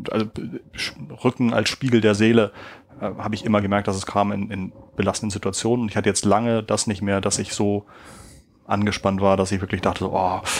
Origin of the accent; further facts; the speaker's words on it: Schleswig-Holstein, Germany; ich fahre also gerne mal nach Schleswig-Holstein, wo ich herkomme und fahre auch gerne mal an der Autobahnausfahrt vorbei und fahre einfach weiter.